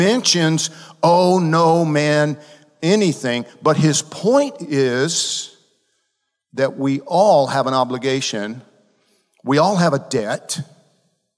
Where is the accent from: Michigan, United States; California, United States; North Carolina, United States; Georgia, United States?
Georgia, United States; I'm from Georgia. We don't speak the Queen's English in Georgia.